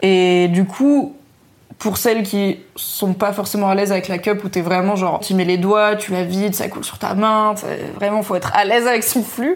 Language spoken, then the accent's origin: French; Valence, Auvergne-Rhône-Alpes, France; J'étais obligée d'aller au Carrefour en, bas de chez moi à Valence dans la Drôme